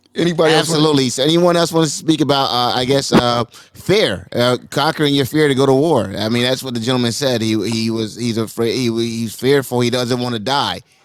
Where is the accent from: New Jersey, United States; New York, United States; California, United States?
New Jersey, United States; Trenton; moved away; I am from Trenton, New Jersey